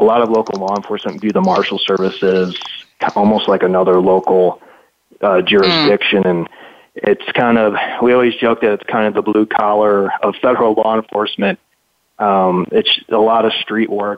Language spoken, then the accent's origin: English; Chicago, Illinois, United States; moved away as an adult; also born or lived in Minneapolis, Minnesota / Philadelphia, Pennsylvania; now in Arizona, United States; I grew up in Chicago